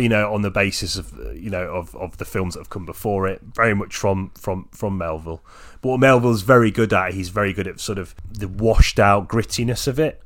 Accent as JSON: {"language": "English", "region": "England", "country": "United Kingdom", "said": "I'm just English"}